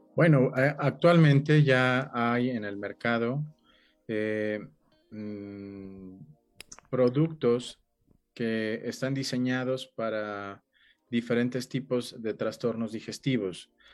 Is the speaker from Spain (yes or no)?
no; Mexico; los que nacimos en México